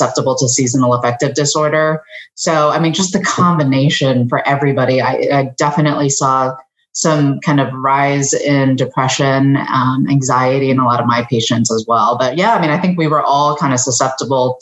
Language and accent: English; Philadelphia, Pennsylvania, United States; now in Cincinnati, United States; I was born in Philadelphia along with my sister